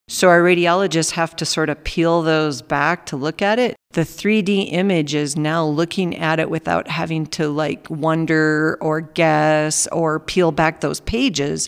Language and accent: English; Minnesota, United States; moved away as an adult; now in Alamosa, United States; I grew up on a farm in Minnesota